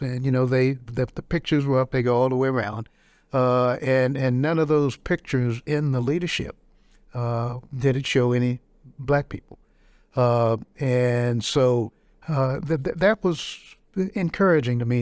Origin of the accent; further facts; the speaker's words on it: Robeson County, North Carolina, United States; I grew up in Robertson County